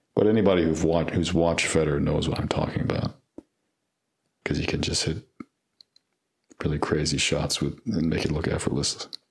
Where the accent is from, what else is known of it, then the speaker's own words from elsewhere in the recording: LaGrange, Georgia, United States; now in Atlanta, United States; I grew up in LaGrange